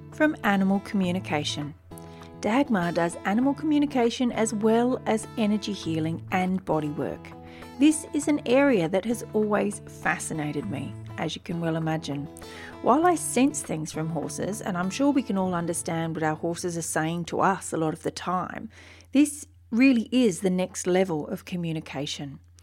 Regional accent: Wiradjuri country, New South Wales, Australia; also born or lived in Turrbal and Yagara country (Brisbane, Queensland); now in Brisbane, Australia; I was born on Wiradjuri country

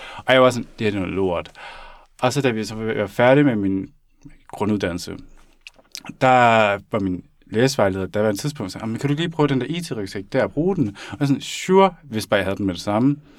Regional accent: Denmark; jeg er født og opvokset i Danmark

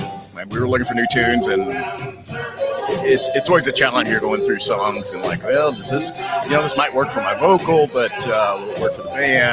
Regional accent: Van Buren, Missouri, United States; I grew up in Van Buren, Missouri.

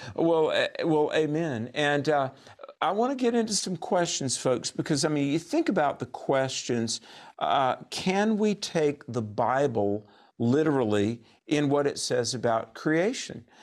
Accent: North Carolina, United States; Raleigh is the capital city of my home state of North Carolina.

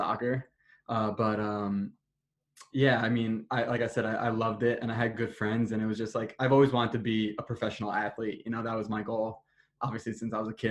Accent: New Jersey, United States; I'm from Jersey, so we're close to the beach

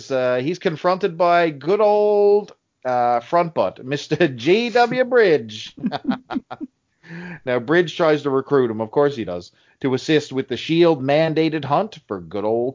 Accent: Canada; us Canadians

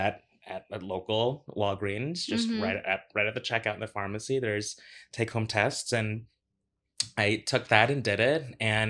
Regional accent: Orlando, Florida, United States; now in New York, United States; I moved from Florida. I grew up in Orlando.

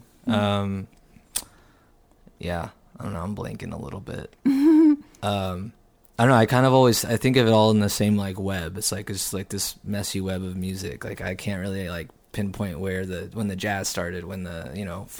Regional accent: Houston, Texas, United States; moved away as an adult; also born or lived in San Diego, California; now in Austin, United States; I was born in San Diego, but I moved to Houston and grew up in Houston. And then I came here in 2009 and I've been here since then.

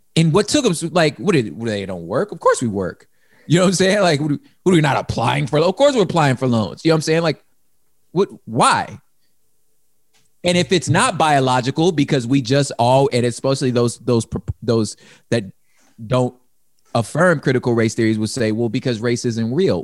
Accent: California, United States; I don't cease being a Californian when I become a grab, still a Californian

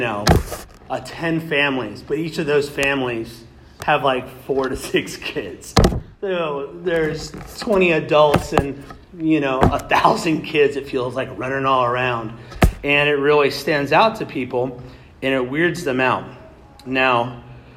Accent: Kansas, United States; moved away; I was born in Kansas.

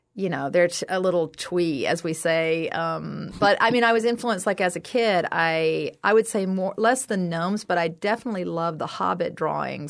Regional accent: South Carolina, United States; I'm from South Carolina.

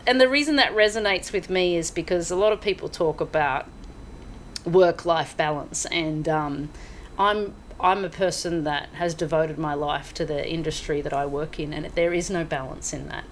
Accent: Mansfield, Victoria, Australia; moved away as an adult; also born or lived in London; now in Hong Kong; I grew up in the small town of Mansfield, which is in the okay. high country of Victoria

